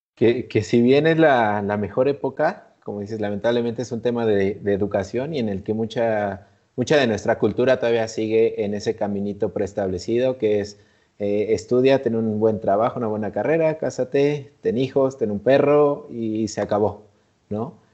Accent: Mexico; nosotros que como mexicanos

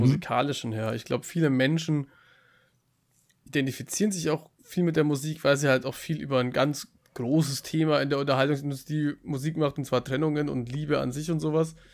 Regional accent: Bavaria, Germany; ich komme aus Bayern

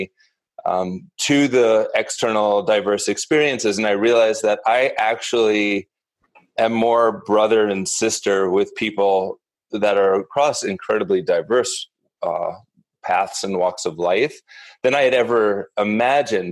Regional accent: Northeast, United States; also born or lived in New York City; I grew up in the Northeast and a relatively privileged insular upbringing

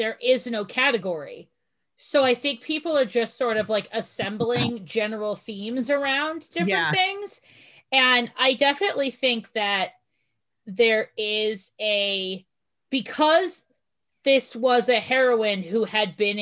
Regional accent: Boston, Massachusetts, United States; I'm from the Boston area

